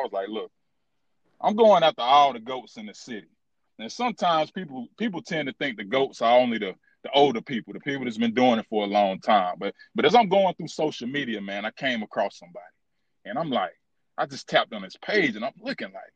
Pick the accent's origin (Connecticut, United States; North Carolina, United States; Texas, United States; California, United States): North Carolina, United States; Charlotte; I've been here my whole life